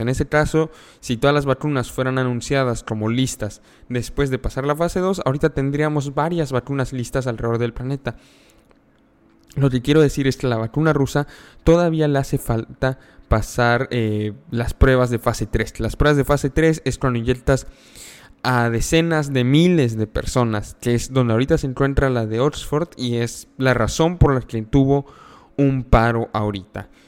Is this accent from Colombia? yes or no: no; Mexico; yo soy mexicano